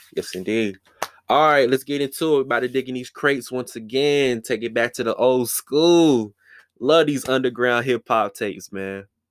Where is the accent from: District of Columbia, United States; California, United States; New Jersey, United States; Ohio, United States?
District of Columbia, United States; Washington; DC holding it down. Yes, indeed. That's my hometown